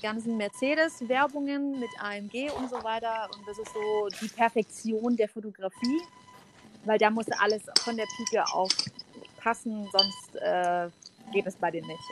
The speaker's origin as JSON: {"language": "German", "area": "near Stuttgart, Swabia", "region": "Baden-Württemberg", "country": "Germany", "accent": "Swabian", "said": "Ich komme aus der Nähe von dem wunderschönen Stuttgart, dem äh, wunderbaren Schwabenland. Versuche mein Schwäbisch äh, sehr dezent zurückzuhalten"}